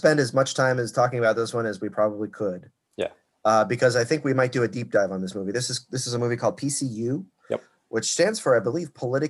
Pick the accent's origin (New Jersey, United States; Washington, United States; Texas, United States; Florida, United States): Florida, United States; South; I am from South Florida